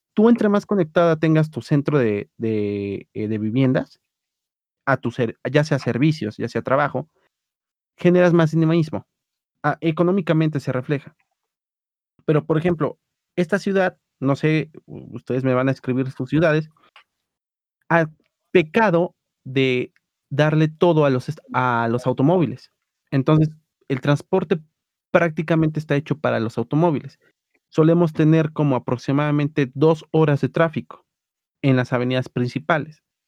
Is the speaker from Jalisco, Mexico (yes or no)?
no; Mexico City, Mexico; como buen defeño que soy